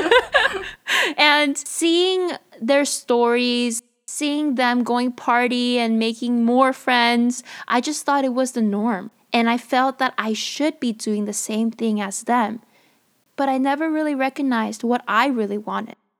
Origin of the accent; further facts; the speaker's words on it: United States; as a Korean American